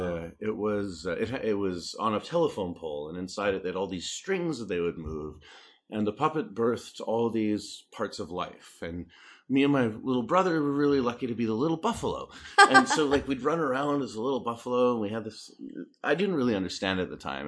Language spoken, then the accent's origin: English; Canada; moved away; also born or lived in Saskatoon, Saskatchewan / Texas; I started in Canada. I'm, I'm Canadian